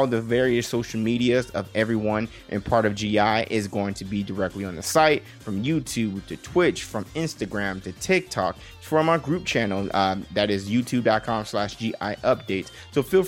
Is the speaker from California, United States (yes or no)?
no; Las Vegas, Nevada, United States; I'm born and raised in Las Vegas. I am a true Las Vegas son